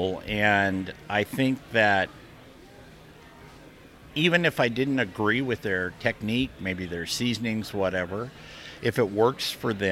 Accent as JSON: {"language": "English", "area": "the Northwest", "region": "Pacific Northwest", "country": "United States", "said": "I'm from the Northwest"}